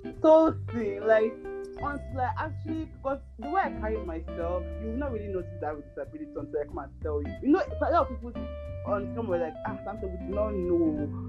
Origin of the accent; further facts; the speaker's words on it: Canada; And I thank the Lord that I grew up in Canada and, like, I've become very extremely independent, like, you know?